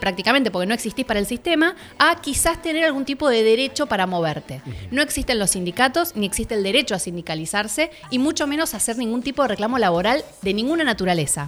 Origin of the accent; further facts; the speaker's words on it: Argentina; nosotros Argentina